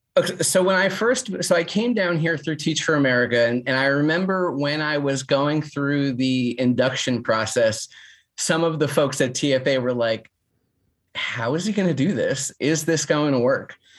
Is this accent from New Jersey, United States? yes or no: yes; New Jersey, United States; now in Nashville, United States; I'm also from North Jersey